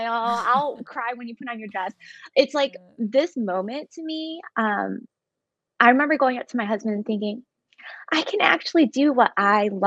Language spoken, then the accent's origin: English; Chicago, Illinois, United States; now in Dallas, United States; I grew up in Chicago